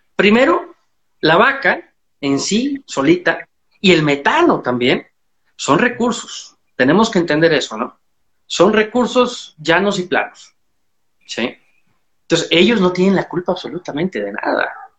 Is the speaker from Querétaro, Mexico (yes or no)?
no; Chiapas, Mexico; soy un ganadero mexicano. Estoy en el sur de México, en Chiapas, en Trópico Seco